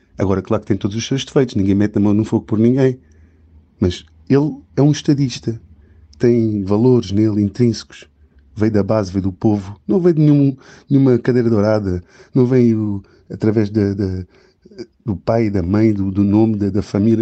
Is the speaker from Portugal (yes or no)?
yes; Portugal; moved away; Que o português, estando cá fora, como é o meu caso, é trabalhador, paga os seus impostos, as suas contribuições, vai ao país, sente uma saudade imensa de voltar ao país